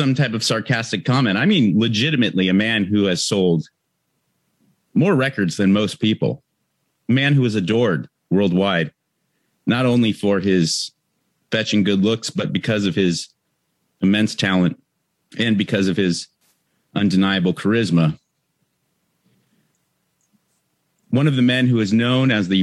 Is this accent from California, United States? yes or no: yes; Southern California, United States; I'm from Southern California, not necessarily like a beach town